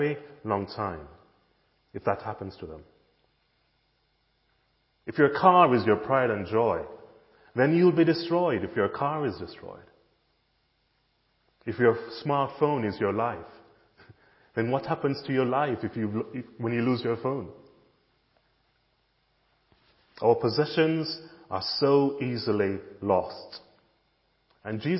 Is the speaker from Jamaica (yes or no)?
yes; Jamaica; now in United Kingdom; when I was growing up in Jamaica